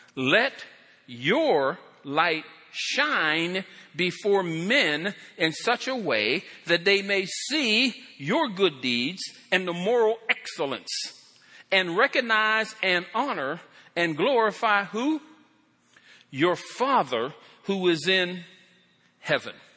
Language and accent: English; Pennsylvania, United States; moved away; I come from Pennsylvania